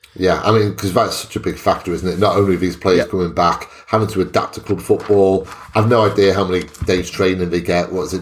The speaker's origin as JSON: {"language": "English", "region": "Wales", "country": "United Kingdom", "said": "as a Welshman"}